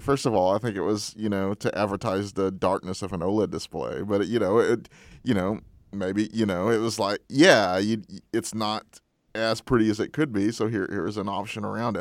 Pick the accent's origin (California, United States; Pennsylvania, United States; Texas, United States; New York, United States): Texas, United States; moved away as an adult; now in San Francisco, United States; my hometown